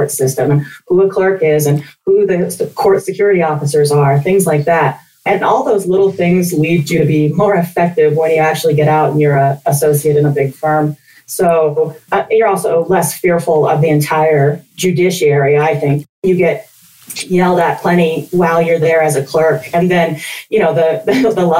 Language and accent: English; Wyoming, United States; moved away as an adult; also born or lived in Nashville, Tennessee; now in Denver, United States; I grew up in Wyoming, out in the country